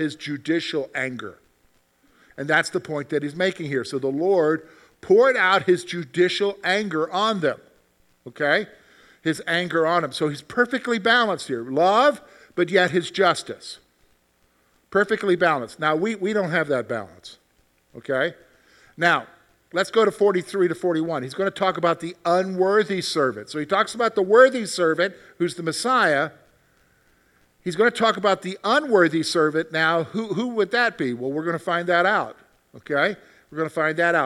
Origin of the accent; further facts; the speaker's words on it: South Carolina, United States; moved away; I grew up in South Carolina